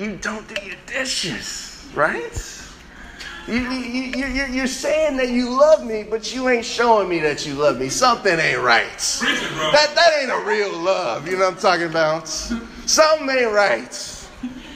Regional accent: Chicago, Illinois, United States; Me growing up in Chicago

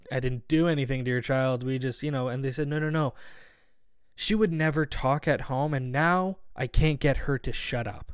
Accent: Barrie, Ontario, Canada; I'm from Barrie, Ontario

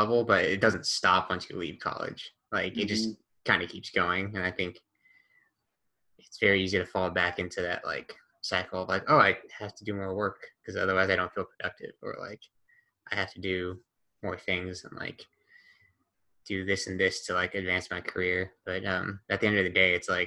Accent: United States; as an American

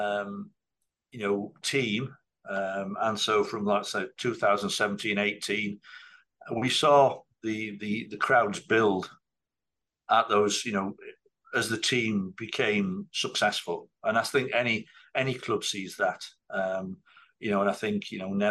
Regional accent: Normanton, Yorkshire and the Humber, United Kingdom; moved away as an adult; also born or lived in Blyth, Northumberland; now in Bahrain; I'm from Yorkshire. I'm from a little town called Normanton

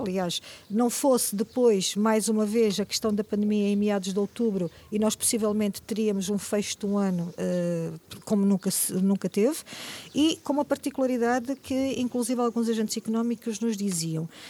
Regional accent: Moimenta da Beira, Norte, Portugal; also born or lived in Angola / Aveiro / Lisbon; sou de Moimenta da Beira

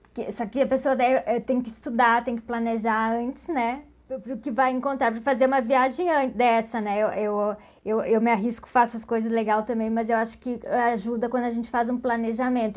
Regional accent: Pelotas, Rio Grande do Sul, Brazil; Eu sou de Pelotas

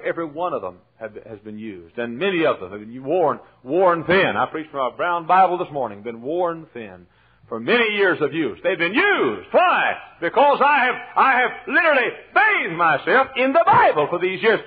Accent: Dallas, Texas, United States; moved away; I'm from Dallas.

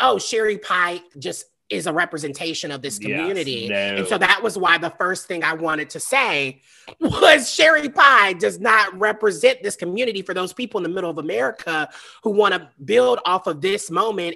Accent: the South, United States; I'm from the South. I know I grew up in the depths of like Christianity and Pentecostal.

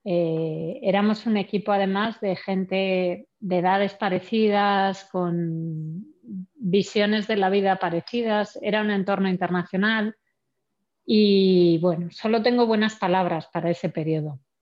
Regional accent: Santander, Cantabria, Spain; moved away; also born or lived in Germany; vengo de la única región de España en la que eh, hace 20 años no se hacía vino vengo de Santander, que de vacas sabemos mucho

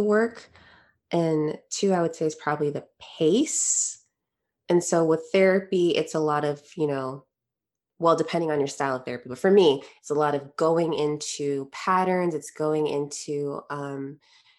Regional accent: Connecticut, United States; I grew up in Connecticut

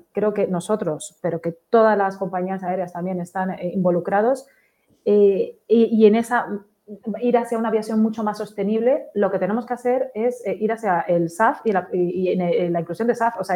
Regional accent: Canary Islands, Spain

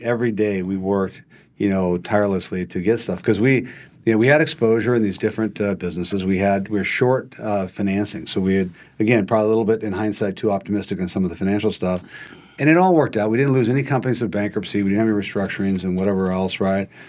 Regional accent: Montana, United States; moved away as an adult; also born or lived in Oregon / California; I, I grew up in Montana and, uh, Uh, a conventional way to grow up, if you're in Montana, you know, grew up on, on a, on a ranch.

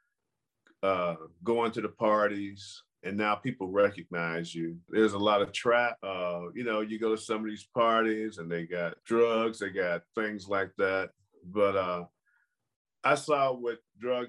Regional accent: Chicago, Illinois, United States; now in Las Vegas, United States; I grew up in a neighborhood called Chatham

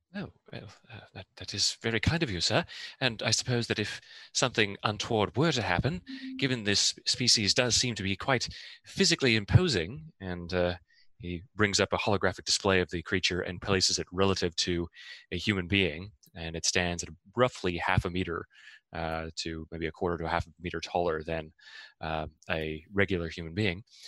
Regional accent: Eastern Canada, Canada; I am also from Eastern Canada, but just a little bit west of Aaron

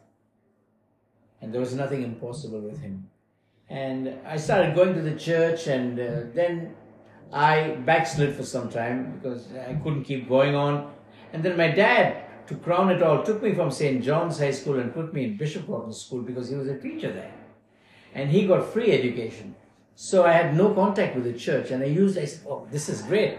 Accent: Bangalore, Karnataka, India; moved away as an adult; now in Melbourne, Australia; I was born in Bangalore, South India, 12th of December, 1950. And spent some time there

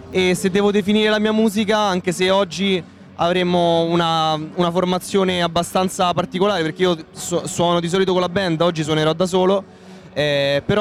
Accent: Perugia, Umbria, Italy

